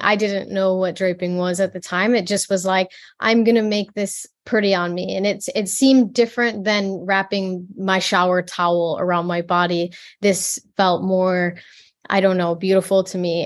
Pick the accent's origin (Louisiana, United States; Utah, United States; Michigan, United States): Michigan, United States; the Midwest, born in Detroit; I grew up in, um, the Midwest. I, I was born in Detroit and raised in, like, the middle of the, the woods, quite literally